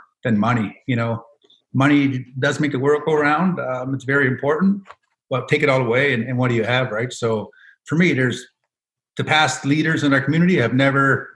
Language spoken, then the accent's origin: English; Indian Brook, Nova Scotia, Canada; I grew up in Indian Brook, now called Sebaganagedi, born and raised.